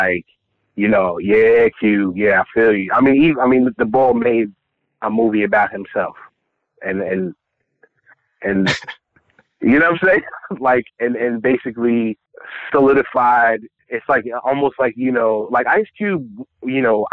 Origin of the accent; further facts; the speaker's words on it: Northeast, United States; I'm from the Northeast